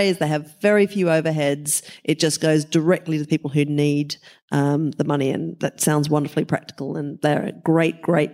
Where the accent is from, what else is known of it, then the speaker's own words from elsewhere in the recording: South Australia, Australia; I'm from South Australia, free settler state